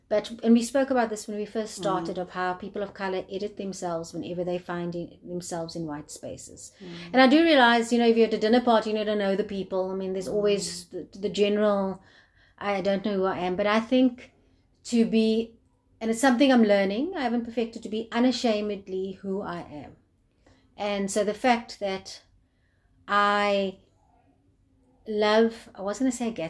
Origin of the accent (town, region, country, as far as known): South Africa